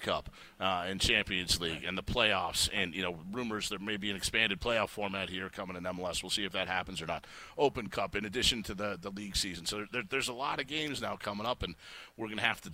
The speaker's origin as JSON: {"language": "English", "town": "Chicago", "region": "Illinois", "country": "United States", "tie": "born or raised there", "moved": "yes", "said": "I grew up in Chicago watching Michael Jordan and Walter Payton."}